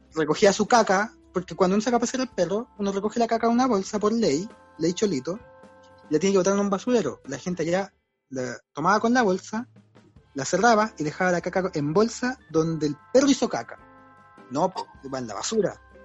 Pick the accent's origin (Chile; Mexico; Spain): Chile; Maipú, Santiago Metropolitan Region; also born or lived in San Miguel; now in Providencia, Chile; Luego en Maipú, que es donde me crié también